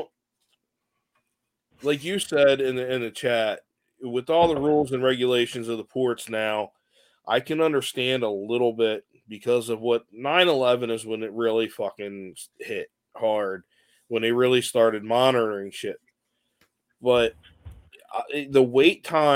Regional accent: Clayton, Delaware, United States; where I grew up in Clayton, Smyrna, Delaware, basically the same fucking town

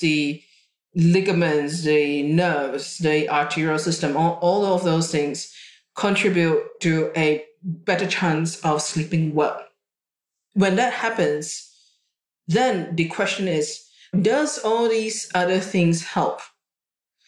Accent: Singapore; now in Australia; I was born in Singapore and I grew up in Singapore

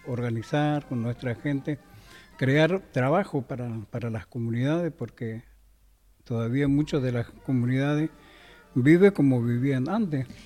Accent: Chaco, Argentina; moved away; nosotros somos del, norte, del Chaco

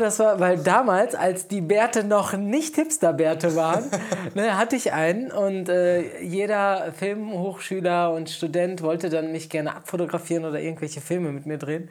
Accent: Bielefeld, North Rhine-Westphalia, Germany; moved away as an adult; also born or lived in Essen / Mönchengladbach; now in Cologne, Germany; geboren in Bielefeld, äh, wollte ich unbedingt studieren und mhm. dann äh, wollte ich auch von Bielefeld raus

